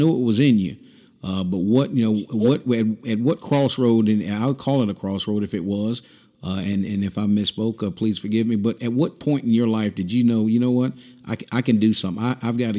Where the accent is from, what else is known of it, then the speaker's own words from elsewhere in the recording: Southern Pines, North Carolina, United States; I was from Southern Pines and he was from Tarlentown, North Carolina, and through the years we have went to school together